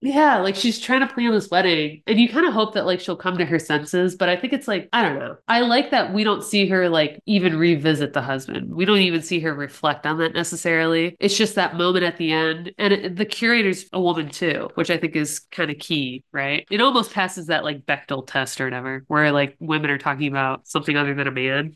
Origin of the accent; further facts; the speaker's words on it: Ohio, United States; I'm in Ohio